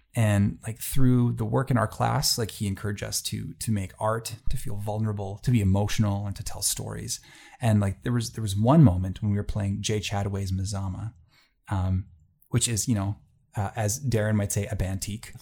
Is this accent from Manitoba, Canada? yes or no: yes; Gimli, Manitoba, Canada; now in Selkirk, Canada; I grew up in Gimli, Manitoba. That's a small fishing and tourist town on Lake Winnipeg.